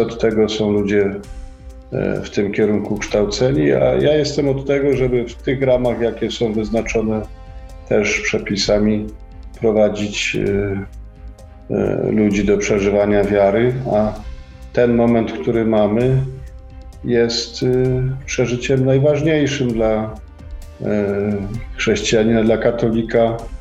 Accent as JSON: {"language": "Polish", "town": "Kraków", "region": "Lesser Poland", "country": "Poland", "tie": "born or raised there", "moved": "as an adult", "lives_now": "Łódź, Poland", "said": "jak ktoś żył w Krakowie 54 lata"}